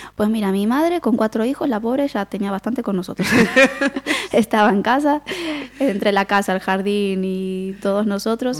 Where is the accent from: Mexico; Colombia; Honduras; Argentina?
Argentina; Quilmes, Buenos Aires Province; accent: porteño; moved away as an adult; now in Galicia, Spain; Nací en Buenos Aires, en, Quilmes, en el año 82